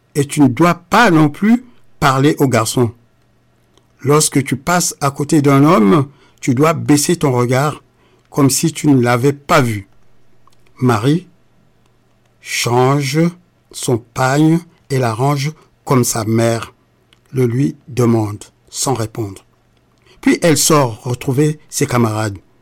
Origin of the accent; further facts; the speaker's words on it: Republic of the Congo; now in France; le Congo-Brazzaville, mon pays natal